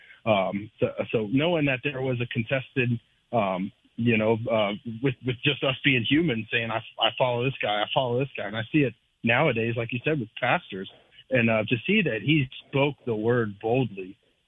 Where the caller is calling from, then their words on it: Jacksonville, United States; I'm calling from Jacksonville, brother.